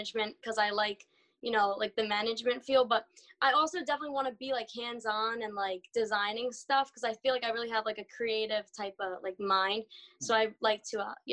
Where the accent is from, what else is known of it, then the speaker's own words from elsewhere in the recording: New Jersey, United States; I'm from Jersey